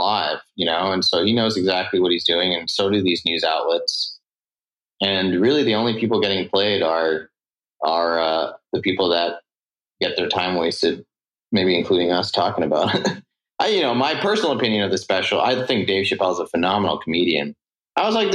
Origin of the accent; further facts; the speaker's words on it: Singapore; also born or lived in San Francisco / Provo; now in Burbank, United States; I grew up in Singapore, which is like a super left place, in my opinion.